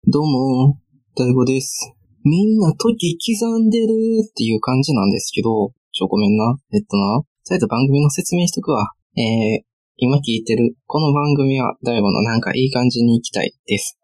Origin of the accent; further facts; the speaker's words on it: Kansai, Japan; moved away as an adult; now in Tokyo, Japan; 大阪やしさ、その地元が近い問題だからさ。